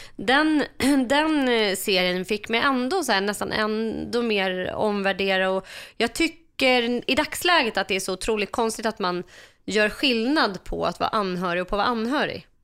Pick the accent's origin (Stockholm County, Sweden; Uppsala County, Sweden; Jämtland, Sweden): Stockholm County, Sweden; Stockholm; jag växte upp eh, på Söder i Stockholm med min pappa